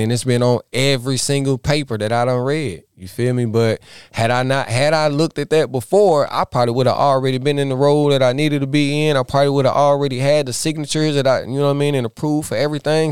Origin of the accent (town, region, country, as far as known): Iredell County, NC, North Carolina, United States; born or raised there